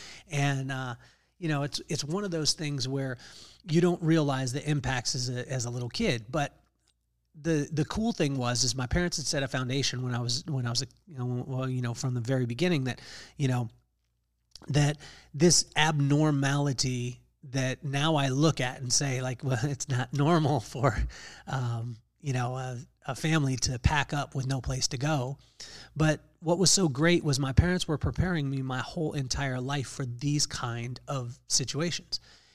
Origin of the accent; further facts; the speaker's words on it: Lompoc, California, United States; we grew up in Lompoc, California, in Vandenberg Air Force Base.